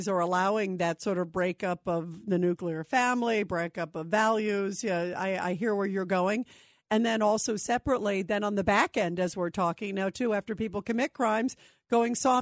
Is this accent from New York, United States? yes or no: yes; New York City, New York, United States; I was born in Brooklyn